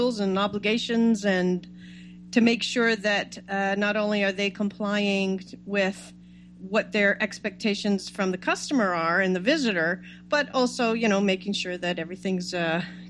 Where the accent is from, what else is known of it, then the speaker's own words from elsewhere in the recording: Toronto, Ontario, Canada; moved away as an adult; now in California, United States; I'm from Toronto, Canada, and I moved to California to start this new internet thing.